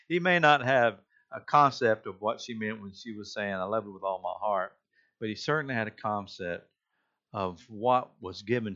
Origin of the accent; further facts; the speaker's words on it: Rincon, Georgia, United States; moved away; I'm originally from Rincon, Georgia, used to be a small Bedouin community of Savannah, Georgia, but now it's grown